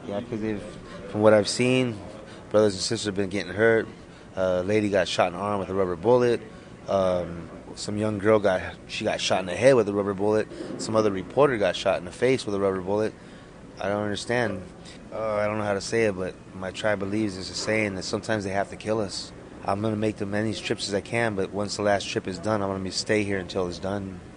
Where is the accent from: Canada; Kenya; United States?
United States; Arapaho Nation, Wind River, Wyoming; now in Los Angeles, United States; from Arapahoe Nation, Wind River